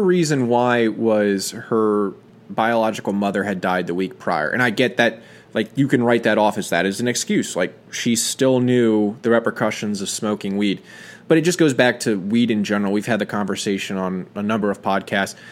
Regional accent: United States; as an American

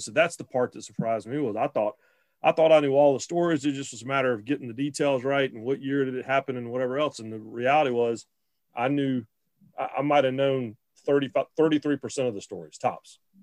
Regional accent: Raleigh, North Carolina, United States; growing up in Raleigh was so huge because because it was you know, dad could not work NC State games because we lived in Raleigh

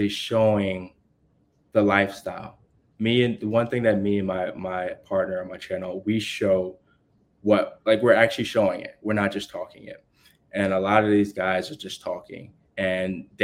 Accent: United States

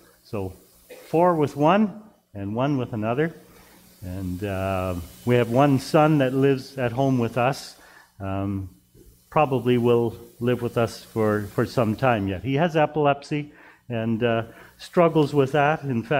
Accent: New Hamburg, Ontario, Canada; Actually, I come from New Hamburg. I'll introduce myself a little better in a moment. Come from New Hamburg, and we had snow there during the day

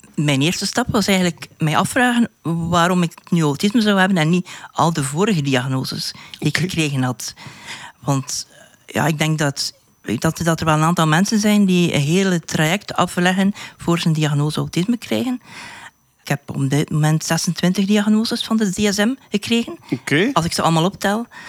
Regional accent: West Flanders, Belgium; ik ben van West-Vlaanderen

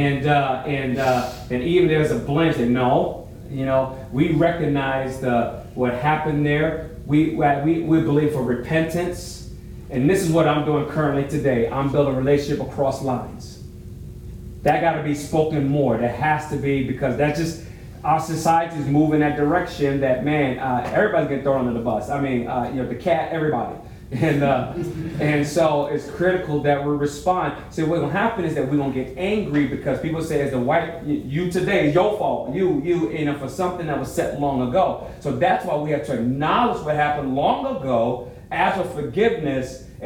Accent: New York, United States; I grew up in New York

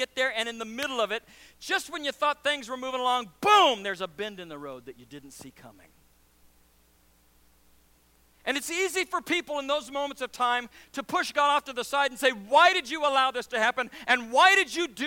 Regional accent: Nebraska, United States; also born or lived in Louisiana / Missouri; now in Syracuse, United States; I was born in Louisiana, raised in Nebraska, met my wife in Missouri, and now live in Syracuse

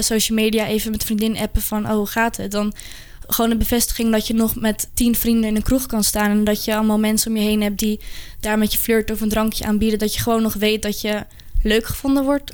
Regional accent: Amsterdam, North Holland, Netherlands; ik kom uit Amsterdam

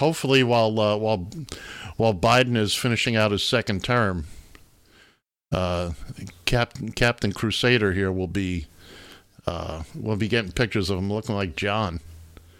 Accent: New York, United States; from New York

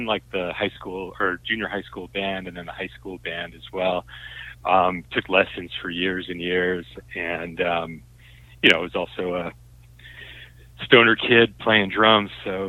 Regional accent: outside New York City, New Jersey, United States; moved away as an adult; I grew up in right outside New York City, about 10 miles outside of New York.

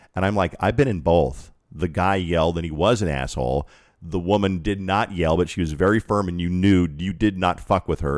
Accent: Colorado Springs, Colorado, United States; moved away as an adult; I was born in Colorado Springs, lived there for twenty-two years of my life

